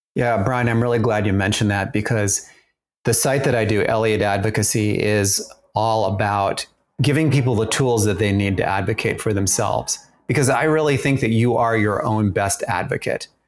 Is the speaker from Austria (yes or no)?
yes; Austria; moved away; I grew up in Austria